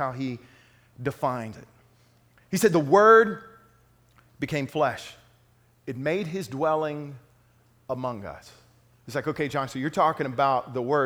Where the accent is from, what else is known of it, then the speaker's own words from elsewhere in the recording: Lufkin, Texas, United States; moved away; the Lufkin Daily News, my hometown newspaper